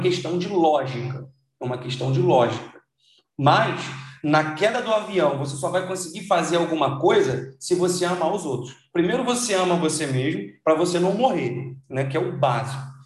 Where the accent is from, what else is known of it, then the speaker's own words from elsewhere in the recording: Brazil; a gente nasceu no Brasil